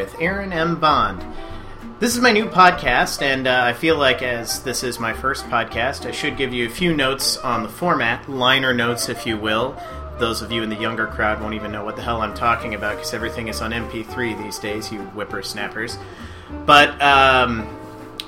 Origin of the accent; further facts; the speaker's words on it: Indiana, United States; moved away as an adult; now in Minnesota, United States; I'm originally from Indiana. Those were my stomping grounds. That's where I grew up.